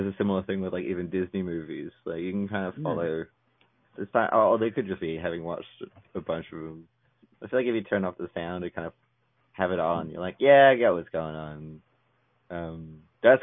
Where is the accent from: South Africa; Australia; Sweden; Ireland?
Australia; are you not from Australia? And I'm, like, no, I am